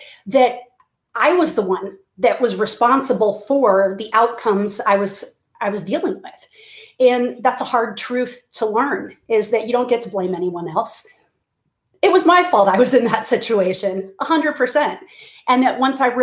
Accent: Clearwater, Florida, United States; moved away as an adult; now in Texas, United States; I'm originally from Clearwater, Florida, and but I live in Texas, have now for about 20 years, and grew up in Florida as a pastor's kid

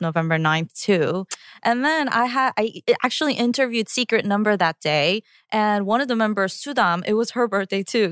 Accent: New York, United States; English is a second language; also born or lived in Korea; I started fourth grade in Queens

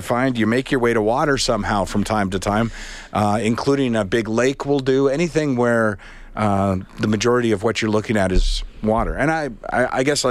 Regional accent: Charlottetown, Prince Edward Island, Canada; I grew up on a body of water in Prince Edward Island. I looked out over the Charlottetown Harbor

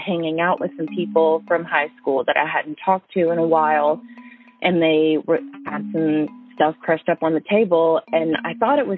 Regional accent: Tennessee, United States; the town that I came from, which is about 30 minutes south, like going towards Chattanooga and Atlanta

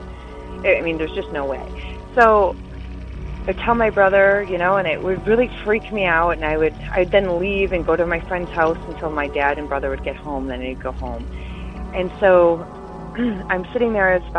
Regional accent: Detroit, Michigan, United States; I am from Detroit, Michigan area

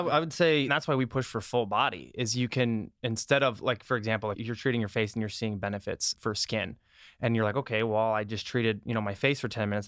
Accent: Iowa, United States; also born or lived in Minnesota; now in Los Angeles, United States; I was born and raised in Iowa. I lived in Minnesota then, and then I moved here.

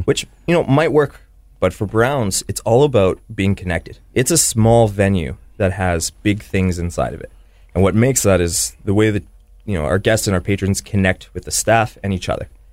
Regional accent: Winnipeg, Manitoba, Canada; I am, you know, born and raised in Winnipeg, yeah, on the Transcona side

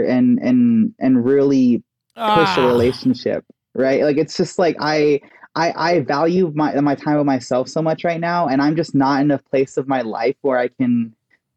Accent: Texas, United States; I grew up in Texas

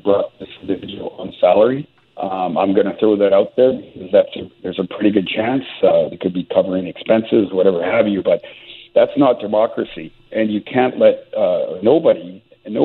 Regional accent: British Columbia, Canada; services that we need as British Columbians

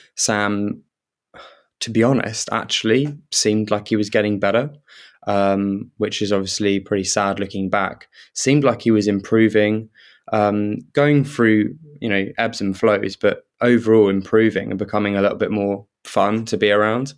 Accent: Kent, South East England, United Kingdom; I grew up in Kent, so I was living in Kent at the time.

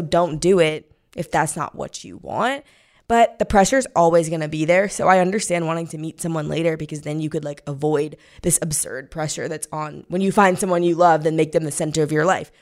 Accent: Missouri, United States; moved away; I'm from Missouri

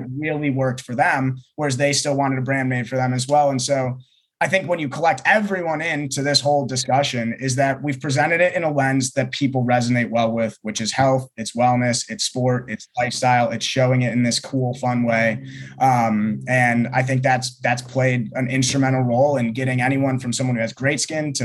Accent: Ohio, United States; now in Los Angeles, United States; I grew up in Ohio.

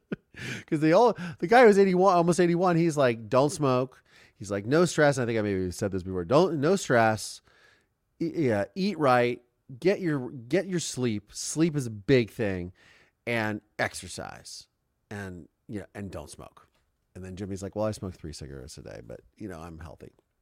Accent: Canada; I'm so Canadian. I love the cold and snow, but not the ice.

